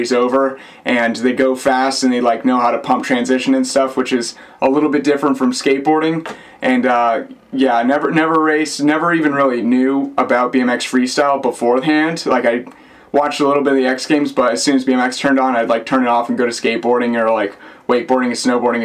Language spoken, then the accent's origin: English; Naples, Florida, United States; moved away as an adult; also born or lived in Blue Bell, Pennsylvania / Tallahassee, Florida; now in St. Petersburg, United States; when I was young, we moved down to Naples, Florida